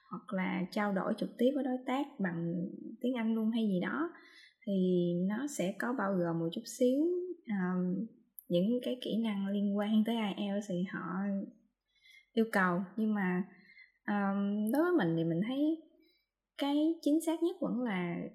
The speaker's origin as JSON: {"language": "Vietnamese", "region": "Mekong Delta", "country": "Vietnam", "accent": "Mekong Delta (miền Tây)", "said": "mình đang nói giọng miền tây giọng mình là giọng rất là miền tây luôn"}